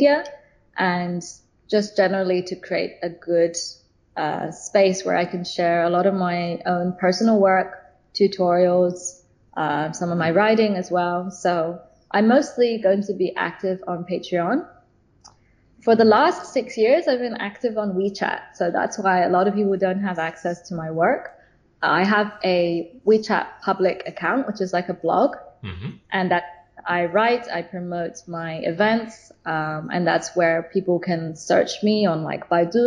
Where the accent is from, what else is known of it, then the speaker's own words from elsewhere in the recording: London, United Kingdom; now in China; I'm from London originally.